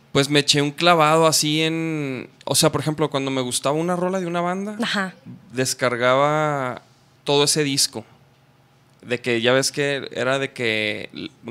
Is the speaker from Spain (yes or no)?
no; Chihuahua, Mexico; yo soy de Chihuahua